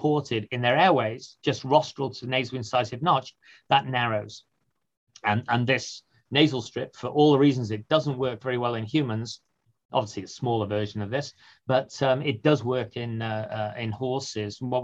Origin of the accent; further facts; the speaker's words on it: United Kingdom; moved away; I'm from the UK originally